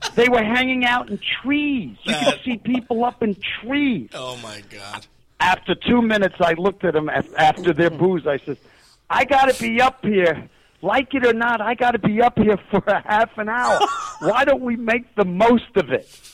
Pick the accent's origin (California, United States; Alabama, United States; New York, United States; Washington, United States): New York, United States; New York City; I came from New York City